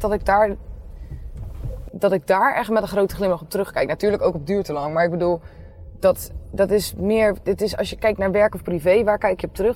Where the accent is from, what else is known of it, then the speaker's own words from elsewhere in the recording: Nieuwerkerk, South Holland, Netherlands; Ik kom uit Nieuwekerk